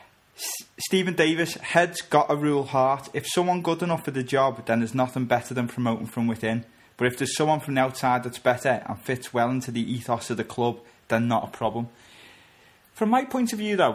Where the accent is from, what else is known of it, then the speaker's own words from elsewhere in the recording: Bootle, North West England, United Kingdom; we both grew up within, 2 miles of Goodison?